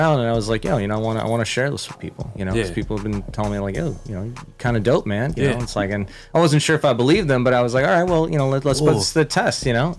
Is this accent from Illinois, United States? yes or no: no; San Fernando Valley, California, United States; I grew up in the Valley as a teen. You know, shout out the Great 18 SFE represent.